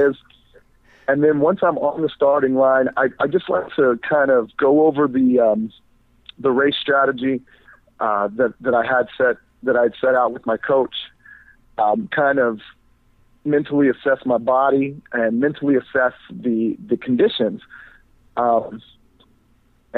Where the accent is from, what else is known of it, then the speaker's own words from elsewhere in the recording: Fort Lauderdale, Florida, United States; since I'm from Florida